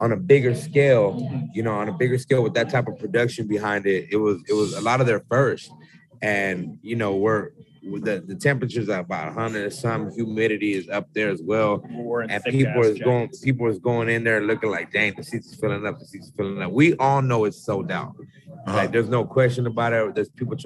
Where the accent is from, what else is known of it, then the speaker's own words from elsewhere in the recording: Yuma, Arizona, United States; now in Mesa, United States; I'm from the Southwest, Yuma, Arizona